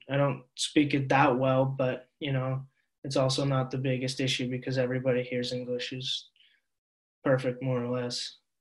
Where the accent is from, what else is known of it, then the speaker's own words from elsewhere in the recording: Seattle, Washington, United States; moved away as an adult; now in Norway; even being from Seattle, a place that, you know, all things considered is very, very liberal and very accepting